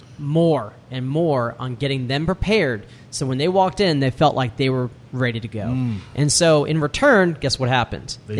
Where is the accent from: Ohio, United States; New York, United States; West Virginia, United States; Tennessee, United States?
New York, United States; moved away; also born or lived in Maine; I'm from New York. Grew up there, and I was just in love with the city